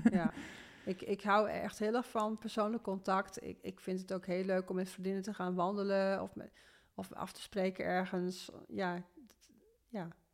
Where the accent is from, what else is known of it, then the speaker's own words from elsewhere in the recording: Veendam, Groningen, Netherlands; geboren in Noordoost-Groningen, in Veendam. Ehm, als oudste van een gezin van vijf kinderen. Wij woonden daar